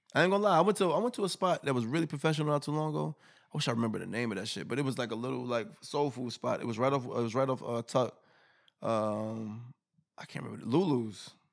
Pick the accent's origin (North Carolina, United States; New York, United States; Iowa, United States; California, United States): New York, United States; I'm from New York